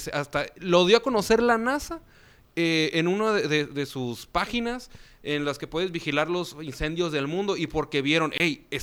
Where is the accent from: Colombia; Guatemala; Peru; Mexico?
Mexico; como buenos mexicanos